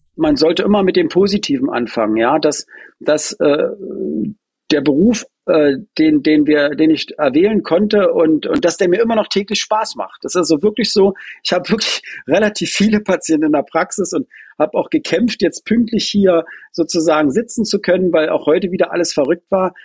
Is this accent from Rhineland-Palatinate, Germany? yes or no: no; Potsdam, Brandenburg, Germany; also born or lived in Hohen Neuendorf; Ich bin Potsdamer. Ja, nicht Berliner übrigens, ganz wichtig, sondern Potsdamer. Ja, richtig so am neuen Garten groß geworden.